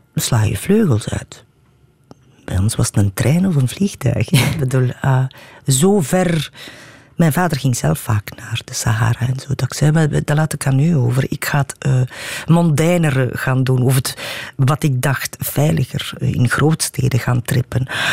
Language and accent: Dutch; Watervliet, Flanders, Belgium; ik ben in Watervliet opgegroeid